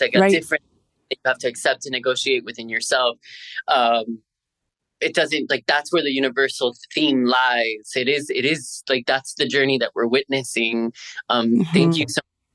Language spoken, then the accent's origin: English; Miami, Florida, United States; I'm born and raised in Miami.